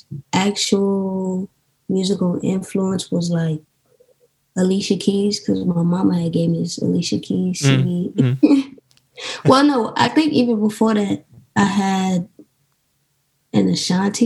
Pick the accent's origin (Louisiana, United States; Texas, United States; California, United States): Louisiana, United States; New Orleans; moved away as an adult; now in Los Angeles, United States; I'm from New Orleans